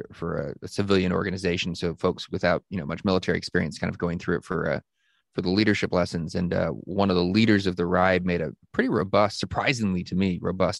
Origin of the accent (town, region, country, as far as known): Northern Virginia, United States; born or raised there